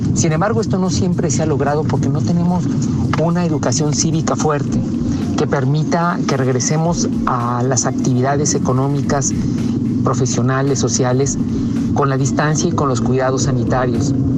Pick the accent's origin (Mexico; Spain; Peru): Mexico; como muchos mexicanos